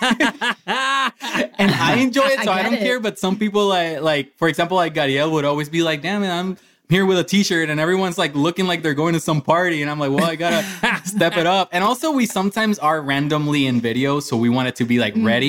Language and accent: English; Puerto Rico; moved away as an adult; also born or lived in Orlando, Florida; growing up in Puerto Rico